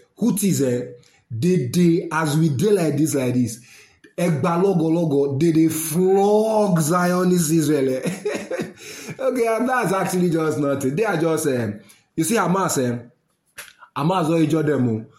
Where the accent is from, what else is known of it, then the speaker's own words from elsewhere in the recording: Nigeria; I'm a Nigerian, yes. I love my country